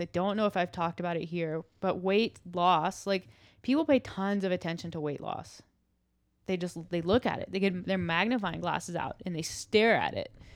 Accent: the South, United States; I'm from the South

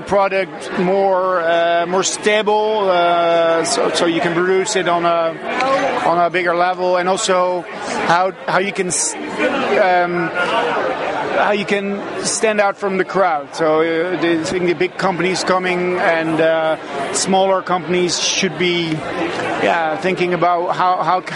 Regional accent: Gorssel, Gelderland, Netherlands; I'm from the Netherlands. I'm from a little town called Gorssel, which is close to Deventer

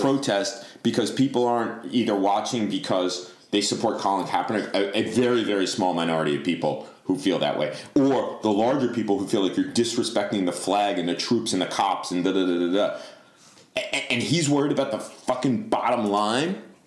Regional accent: Long Island, New York, United States; I grew up on Long Island during the Islanders dynasty as a Rangers fan

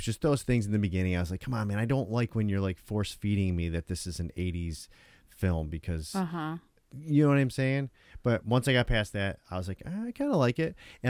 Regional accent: Tonawanda, New York, United States; When I was younger at my house where I grew up in Tonawanda, right?

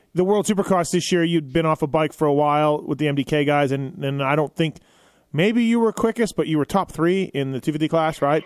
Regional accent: Canada; growing up in Canada

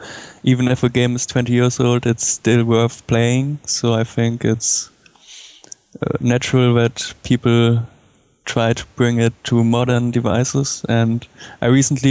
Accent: Germany; I'm 22 and from Germany.

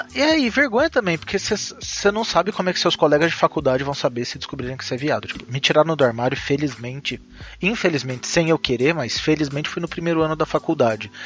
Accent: Minas Gerais, Brazil; moved away; also born or lived in São José dos Campos; eu nasci em Minas

